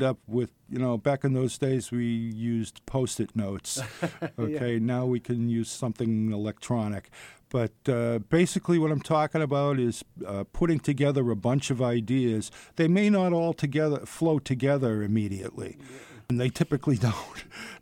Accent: Massachusetts, United States; I was from Massachusetts

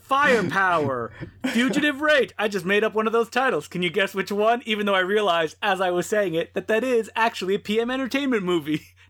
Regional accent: Belgium; Oh yes, the popular Belgium films, my home country.

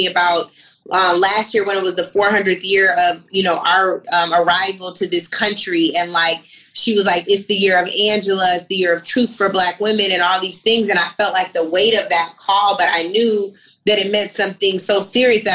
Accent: Seattle, Washington, United States; moved away as an adult; I'm not from LA. I'm from Seattle

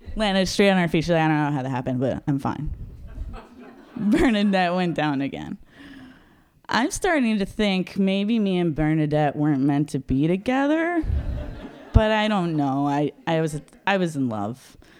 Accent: Los Angeles, California, United States; moved away as an adult; also born or lived in Seattle; I grew up in Los Angeles

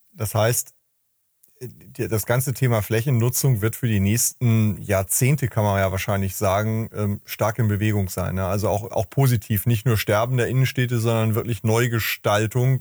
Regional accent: Hamburg, Germany; meine Heimatstadt Hamburg

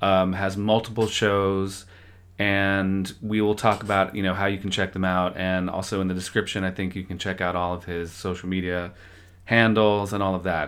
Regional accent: Manhattan, New York, United States; now in Los Angeles, United States; No, I'm from New York, but I've lived here for 20

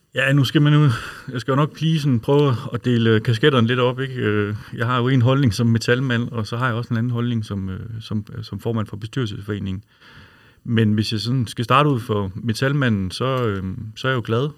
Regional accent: Aarhus, Central Denmark Region, Denmark; jeg er jo fra Aarhus

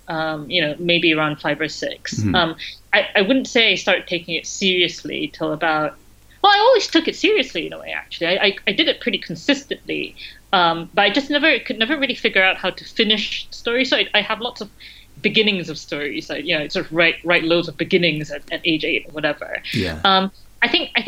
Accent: Malaysia; moved away as an adult; now in United Kingdom; I grew up in Malaysia

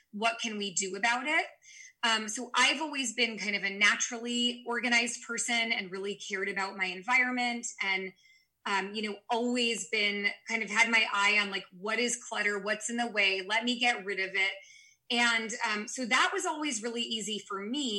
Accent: San Francisco Bay Area, California, United States; I'm from the San Francisco Bay Area

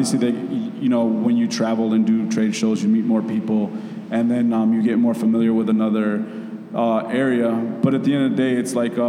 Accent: Chicago, Illinois, United States; I know the city and I'm from here.

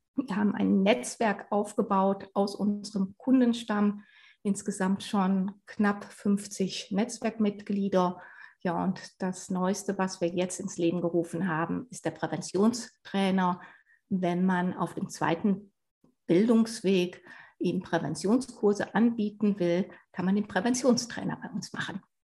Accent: Sauerland, North Rhine-Westphalia, Germany; moved away as an adult; also born or lived in Mainz / Black Forest-Baar district; now in Bavaria, Germany; Ich bin im Sauerland aufgewachsen

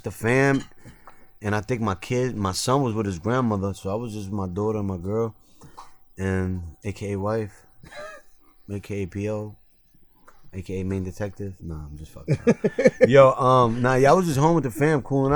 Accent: New York, United States; I'm from New York, so we don't get that. We get the Jets and the Giants over here

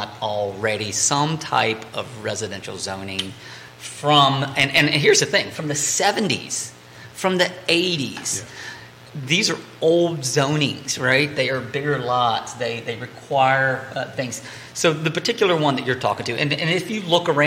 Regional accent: Greene County, Virginia, United States; born and raised in Green, and I still live in a rural area

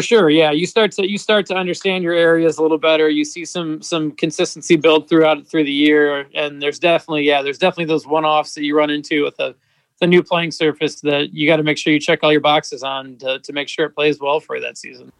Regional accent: Northern Michigan, United States; moved away as an adult; also born or lived in Arlington, Texas; now in Cincinnati, United States; I grew up in Northern Michigan

